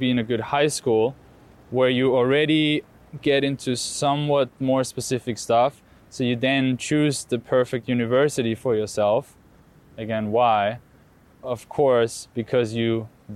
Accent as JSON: {"language": "English", "country": "Austria", "tie": "born or raised there", "said": "I grew up in Austria"}